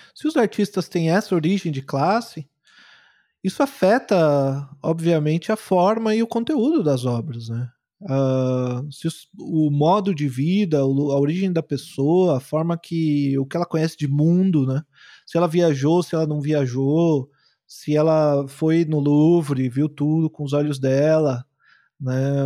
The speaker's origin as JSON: {"language": "Portuguese", "town": "Guarulhos", "region": "São Paulo", "country": "Brazil", "tie": "born or raised there", "said": "eu fui criado em Guarulhos, lá em São Paulo, sou um cara da periferia"}